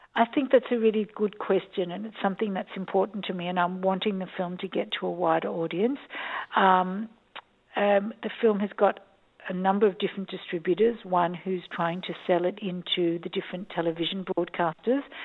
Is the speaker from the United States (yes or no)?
no; Australia; moved away as an adult; also born or lived in Jerusalem, Israel; I am an Australian. I um, I was born here